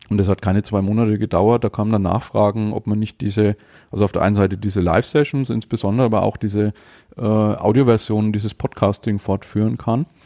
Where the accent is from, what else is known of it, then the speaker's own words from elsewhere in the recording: Nuremberg, Bavaria, Germany; Ich komme aus Nürnberg, bin 44 und verheiratet, ein Kind